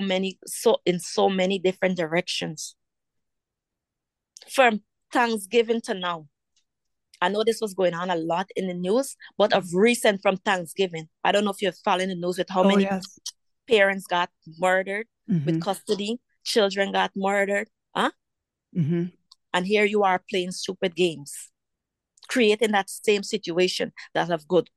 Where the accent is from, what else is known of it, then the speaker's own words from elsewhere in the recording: Guyana; moved away; growing up in Guyana